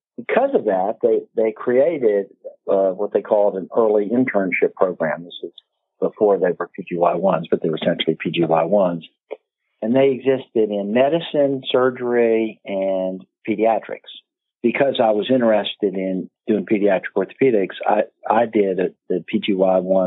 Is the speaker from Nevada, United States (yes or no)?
no; Winchester, Virginia, United States; moved away as an adult; also born or lived in Baltimore, Maryland; I grew up in a little town. I was born there.